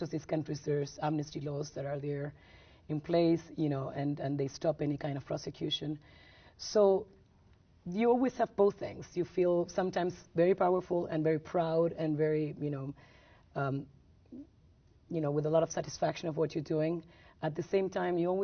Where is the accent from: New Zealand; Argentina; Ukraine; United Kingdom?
Argentina; when I grew up in Argentina under a dictatorship